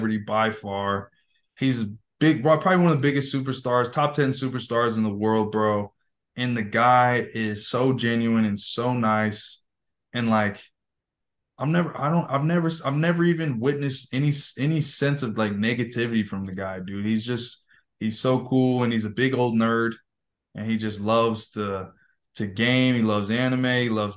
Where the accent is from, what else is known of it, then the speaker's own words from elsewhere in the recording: California, United States; I grew up in California